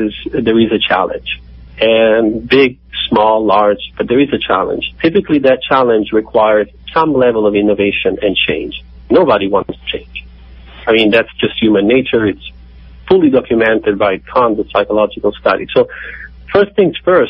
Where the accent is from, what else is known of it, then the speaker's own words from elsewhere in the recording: Rome, Lazio, Italy; I'm from Rome, in Italy.